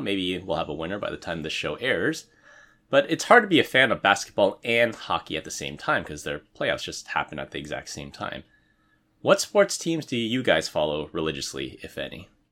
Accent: San Francisco, California, United States; moved away; I was born and raised in San Francisco

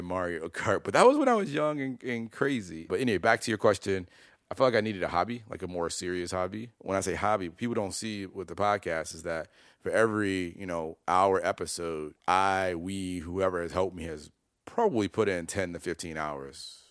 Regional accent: Chicago, Illinois, United States; also born or lived in Detroit; I grew up in Chicago

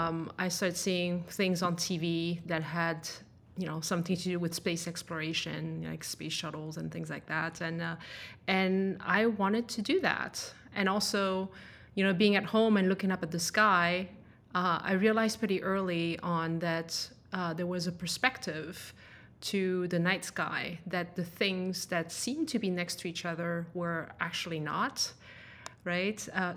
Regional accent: France; English is a second language; also born or lived in Denmark; But I was actually born and raised in France. Which is a little bit of where my accent is from, I guess.

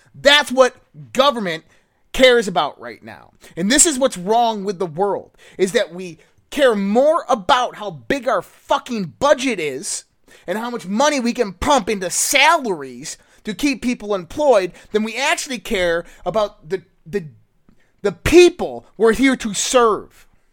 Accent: United States; I'm an American through and through

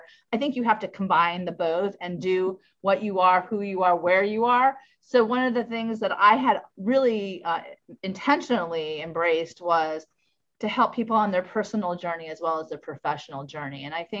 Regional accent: Orlando, Florida, United States; born there; I was born in Orlando, Florida. My parents were actually stationed there during the Vietnam War, but my parents are New Yorkers. So I'm from an Italian American family from New York

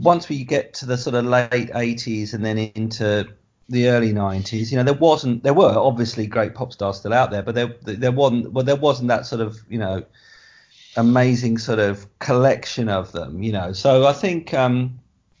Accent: Essex, East of England, United Kingdom; I am from Essex

